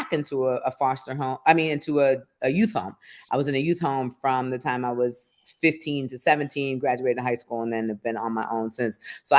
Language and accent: English; Detroit, Michigan, United States; moved away; also born or lived in Norfolk, Virginia; I was adopted by white people in the city of Detroit, not in the suburbs. And that's where I grew up